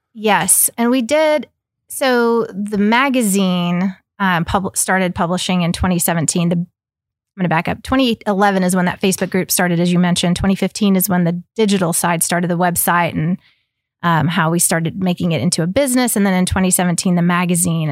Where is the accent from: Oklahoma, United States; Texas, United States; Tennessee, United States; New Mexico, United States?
Oklahoma, United States; also born or lived in Ecuador; I grew up in Oklahoma